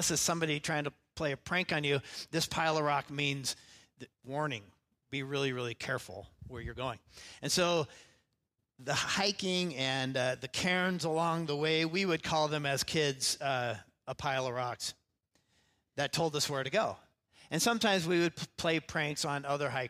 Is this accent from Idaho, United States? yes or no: yes; Idaho, United States; now in Seattle, United States; we grew up in Idaho